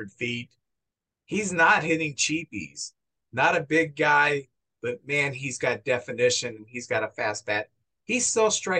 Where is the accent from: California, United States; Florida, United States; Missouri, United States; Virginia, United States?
Missouri, United States; St. Louis; Max and I both grew up in St. Louis